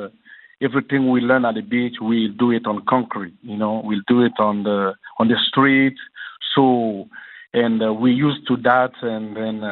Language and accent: English; Guinea; moved away; to Guinea, in my hometown, in my little village of fish village